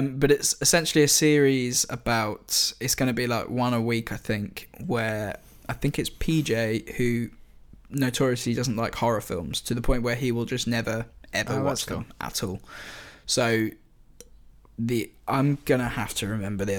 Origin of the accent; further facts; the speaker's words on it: United Kingdom; I'm British